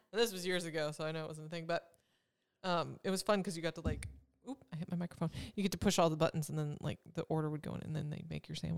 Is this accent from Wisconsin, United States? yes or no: yes; Wisconsin, United States; moved away; I'm from Wisconsin